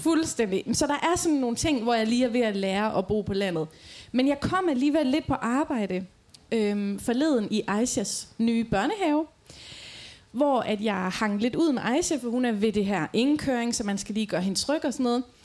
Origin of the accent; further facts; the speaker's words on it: Aarhus, Central Denmark Region, Denmark; moved away as an adult; now in Djursland, Denmark; jeg kommer jo fra Rigskov her i Aarhus